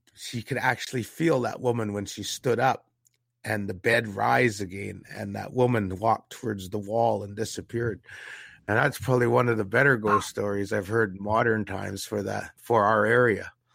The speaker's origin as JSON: {"language": "English", "country": "Canada", "said": "We weren't even Canadian citizens in our own country back up until 1961"}